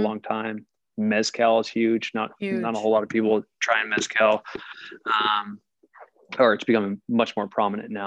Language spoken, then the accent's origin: English; New Jersey, United States; I grew up in Jersey. We got more fucking Italians here